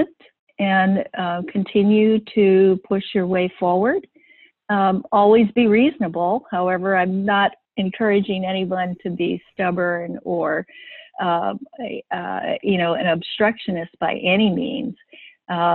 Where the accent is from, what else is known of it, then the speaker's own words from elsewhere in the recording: Hawaii, United States; also born or lived in San Francisco; I was born and raised here in Hawaii.